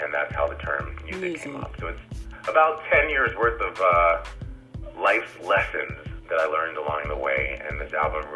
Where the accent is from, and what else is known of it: just outside of Chicago, Illinois, United States; born or raised there; moved away as an adult; also born or lived in west Michigan; now in Detroit, United States